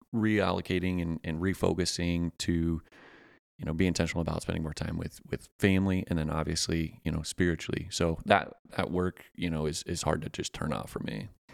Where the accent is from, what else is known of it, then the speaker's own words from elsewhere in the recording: Pennsylvania, United States; now in Augusta, United States; I'm a transplant from Pennsylvania